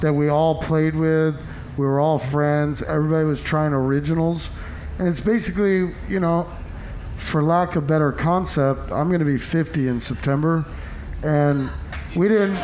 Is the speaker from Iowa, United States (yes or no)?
yes; Des Moines, Iowa, United States; it's my home state. I believe you know it's where I'm from